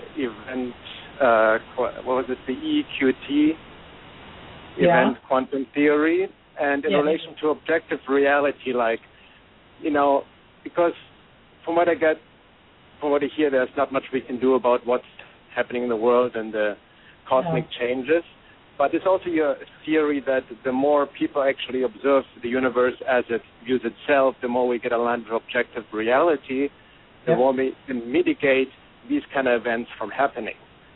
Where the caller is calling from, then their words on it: Topanga, California, United States; from Topanga, California.